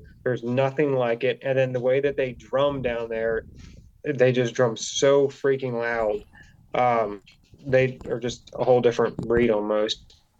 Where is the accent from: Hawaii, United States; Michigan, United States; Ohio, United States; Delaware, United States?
Delaware, United States; I mean, I grew up in Delaware. It's not pretty here, but I also grew up hunting South Carolina river bottoms.